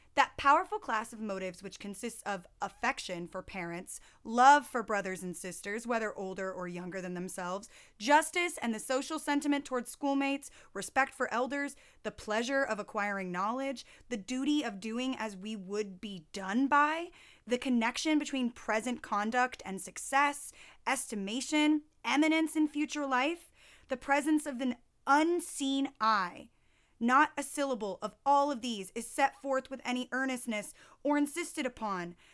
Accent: the South, United States; even though I'm from the South, uh, I've been called a Yankee my entire life

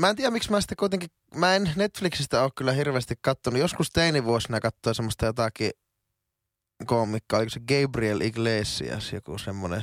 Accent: Oulu, North Ostrobothnia, Finland; moved away as an adult; now in Helsinki, Finland; mä oon teille aina oululainen kaveri

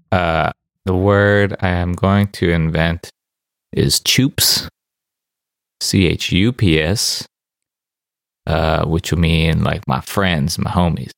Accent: South Dakota, United States; from South Dakota

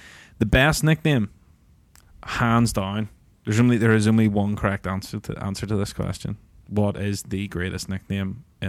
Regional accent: Bangor, Northern Ireland, United Kingdom; born there; Yeah, in County Down, my friend.

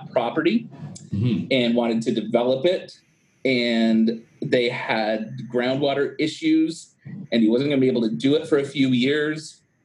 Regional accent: Brantford, Ontario, Canada; I was born and raised in Brantford, so I knew how to be around some grit

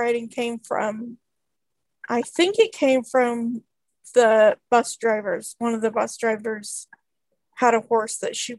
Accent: Coos Bay, Oregon, United States; born there; I was born in Coos Bay, Oregon, but I moved to not where I currently live, but kind of around there in 1989.

